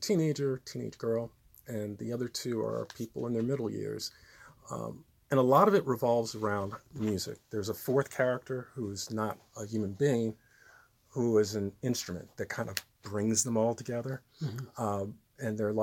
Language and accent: English; Trenton, New Jersey, United States; also born or lived in New York; I was born in Trenton, New Jersey. Absolutely. So, yeah, I'm a lifelong resident.